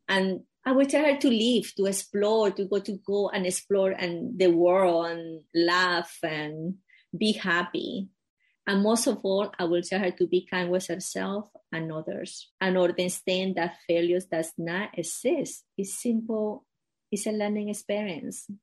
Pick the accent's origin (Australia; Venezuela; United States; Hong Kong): Venezuela; moved away; I grew up in Venezuela in a, a very small town